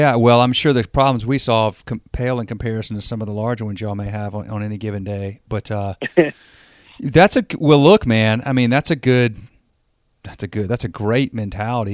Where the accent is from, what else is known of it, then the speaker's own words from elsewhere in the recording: North Carolina, United States; accent: the South; also born or lived in Burbank, California; I'm from North Carolina